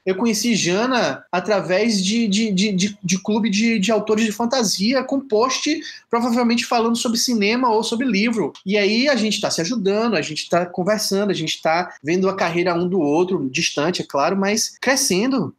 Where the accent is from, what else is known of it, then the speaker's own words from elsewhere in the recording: Salvador, Bahia, Brazil; eu sou de Salvador, na Bahia